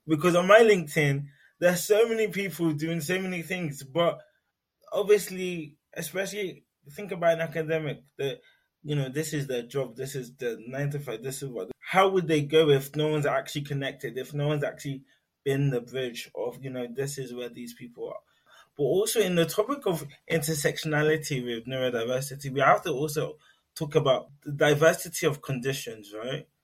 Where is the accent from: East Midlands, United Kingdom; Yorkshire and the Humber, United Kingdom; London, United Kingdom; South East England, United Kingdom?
London, United Kingdom; now in Newcastle, United Kingdom; I was born in London, Greenwich Hospital to be precise